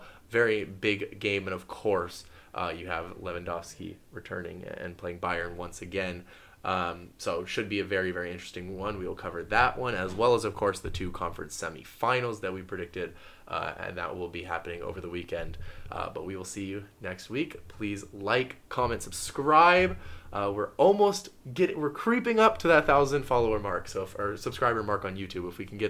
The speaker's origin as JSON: {"language": "English", "town": "Oakland", "region": "California", "country": "United States", "tie": "born or raised there", "said": "my hometown team, the Oakland Roots"}